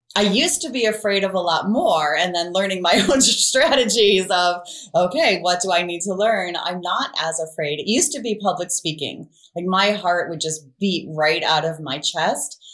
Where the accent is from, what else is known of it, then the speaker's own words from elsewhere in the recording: Ohio, United States; I grew up in Ohio